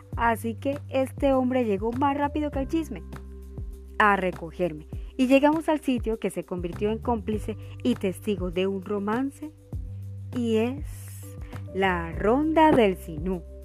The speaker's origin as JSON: {"language": "Spanish", "town": "Montería", "region": "Córdoba", "country": "Colombia", "said": "Montería, mi tierra del alma"}